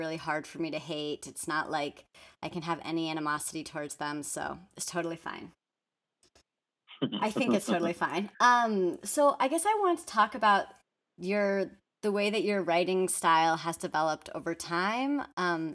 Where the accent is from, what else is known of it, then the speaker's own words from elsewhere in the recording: Bay Area, California, United States; I grew up in the Bay Area.